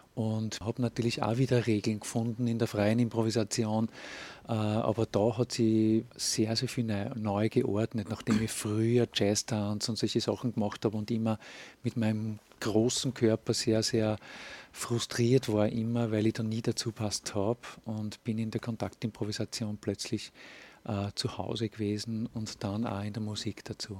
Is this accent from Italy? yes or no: no; Linz, Upper Austria, Austria; Ich bin Linzer